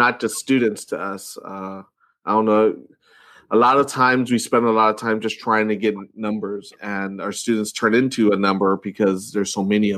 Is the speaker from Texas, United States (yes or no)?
no; Long Beach, California, United States; I grew up in Long Beach, right next to Compton